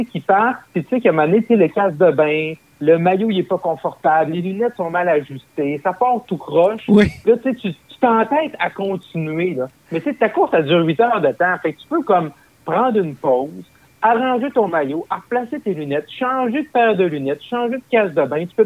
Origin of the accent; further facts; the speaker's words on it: Roberval, Quebec, Canada; moved away; also born or lived in Gatineau; la fameuse traversée internationale du lac Saint-Jean, euh, qui est chez moi, là, euh, dans ma ville natale, qui est à Robertval, au lac Saint-Jean.